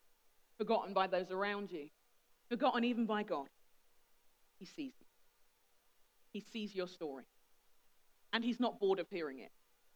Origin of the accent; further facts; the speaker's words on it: Nigeria; I'm respectful of my elders. I'm a Nigerian. It's what we do.